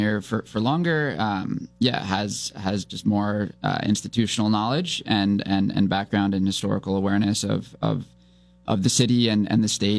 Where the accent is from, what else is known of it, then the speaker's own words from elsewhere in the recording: United States; also born or lived in Brooklyn, New York / Arlington, Virginia; now in Burlington, United States; I grew up in Brooklyn, New York, and Arlington, Virginia